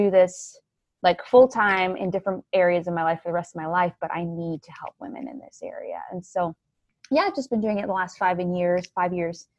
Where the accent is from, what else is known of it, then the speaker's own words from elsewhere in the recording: Cayman Islands; moved away as an adult; also born or lived in Tampa, Florida; So I grew up in the Cayman Islands. That's where I'm from. That's where I was born and raised.